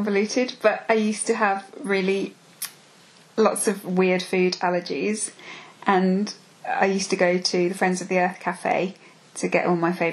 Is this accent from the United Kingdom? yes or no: yes; Birmingham, West Midlands, United Kingdom; born and bred in Brum.